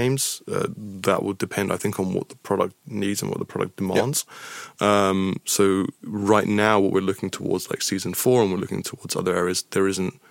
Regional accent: United Kingdom; I'm British

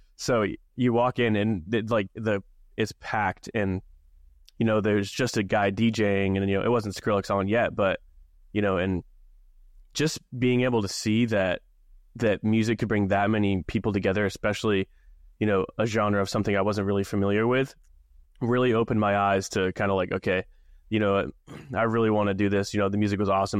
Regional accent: Maine, United States; growing up in Maine, small town

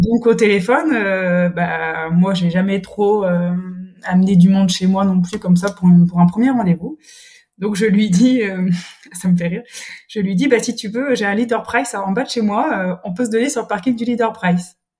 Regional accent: Brittany, France; now in Toulouse, France; je suis bretonne

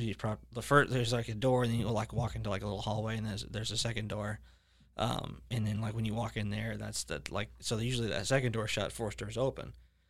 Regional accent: Leesburg, Florida, United States; also born or lived in Orlando, Florida; I was raised in Leesburg, but, you know, born in Orlando.

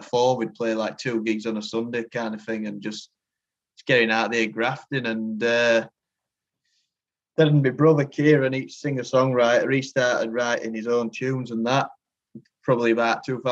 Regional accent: Rotherham, Yorkshire and the Humber, United Kingdom; we're like from the Rotherham area, like Rotherham Barnsley area.

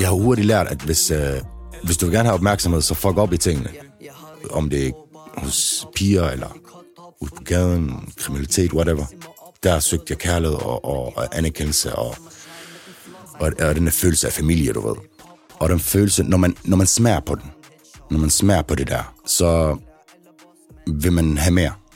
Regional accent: Aarhus, Central Denmark Region, Denmark; Trillegården, hvor jeg kommer fra, har altid været et lille sted

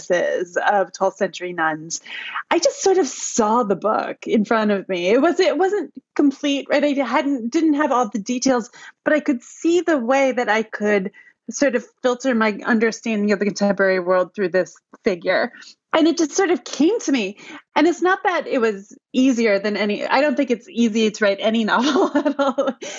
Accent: Cooperstown, New York, United States; born or raised there

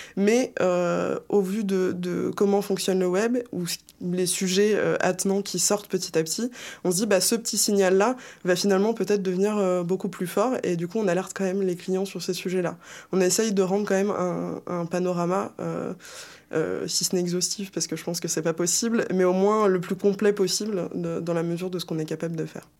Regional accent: Isère, Auvergne-Rhône-Alpes, France; je viens euh, de l'Isère

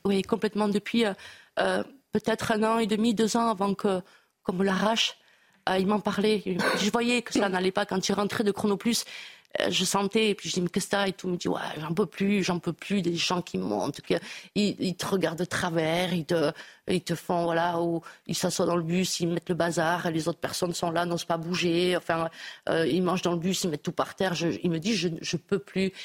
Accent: Bayonne, Nouvelle-Aquitaine, France; chez nous à Bayonne

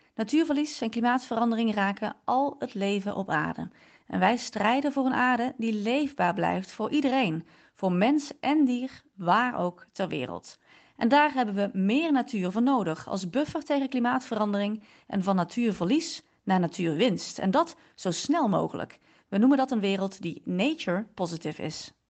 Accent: North Brabant, Netherlands; accent: Brabants; moved away; also born or lived in The Hague; iedereen die niet in Brabant woont, hoort dat ik uit Brabant kom. Maar toen ik daar woonde, ehm, vond niemand al dat ik een accent had.

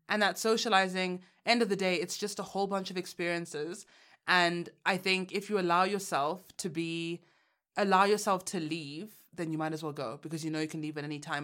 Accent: Uganda; moved away; I took a trip back home. I'm from Uganda

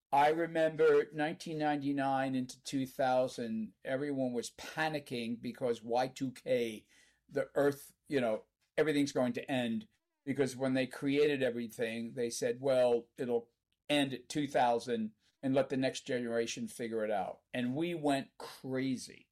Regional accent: Canada; as we say in Canada

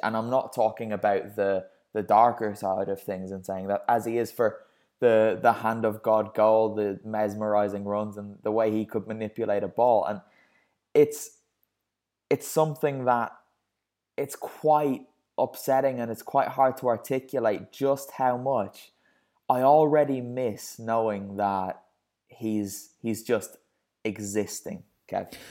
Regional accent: Ireland; me being Irish

